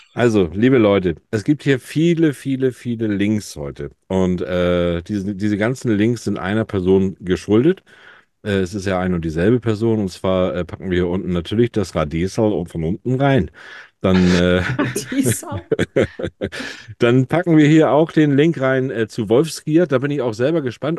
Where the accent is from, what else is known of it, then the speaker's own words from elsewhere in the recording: Hamburg, Germany; als Hamburger Jung bin ich froh